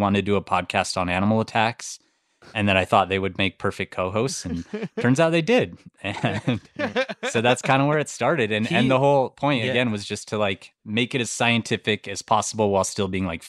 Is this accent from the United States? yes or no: yes; Montana, United States; We grew up there and it was like, it was such a cool place to grow up and there was always animals around.